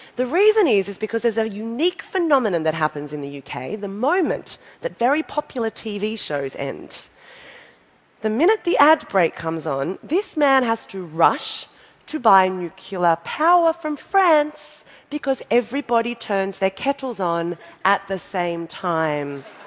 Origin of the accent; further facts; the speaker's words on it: Australia; I'm from Australia, we have a population of 22 million